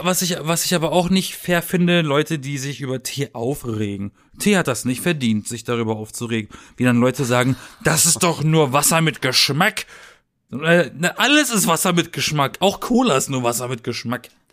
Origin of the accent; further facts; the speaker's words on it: Germany; bei uns in Deutschland